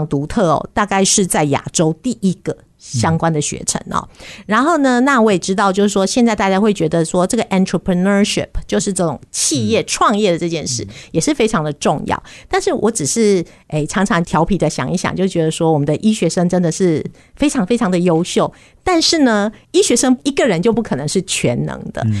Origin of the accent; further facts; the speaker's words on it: Vancouver, British Columbia, Canada; 我是从国三的时候啊，家里就移民到加拿大温哥华，所以我是在加拿大长大哈。